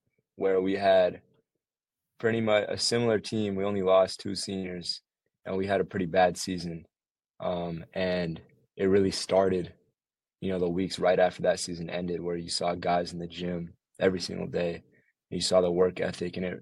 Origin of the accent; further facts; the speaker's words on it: Chicago, Illinois, United States; I was born in Chicago